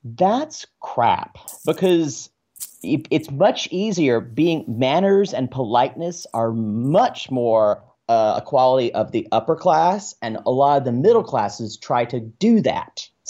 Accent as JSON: {"language": "English", "region": "the South", "country": "United States", "said": "that is a gross thing we say in the South."}